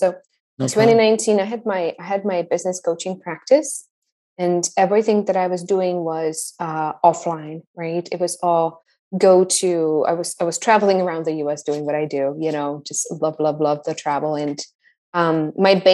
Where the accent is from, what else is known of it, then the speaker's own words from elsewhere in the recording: Tachov, Plzeň Region, Czechia; moved away as an adult; also born or lived in Peru; A little town in the middle of nowhere called Tachov, which is in the Czech Republic, about 10 minutes from the border with Germany.